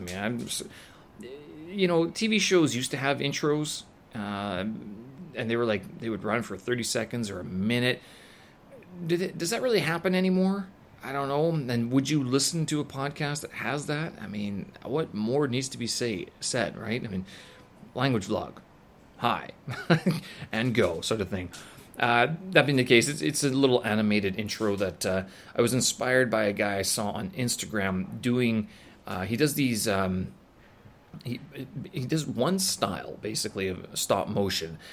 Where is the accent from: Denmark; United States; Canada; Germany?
Canada; Winnipeg, Manitoba; moved away; my hometown, back in Winnipeg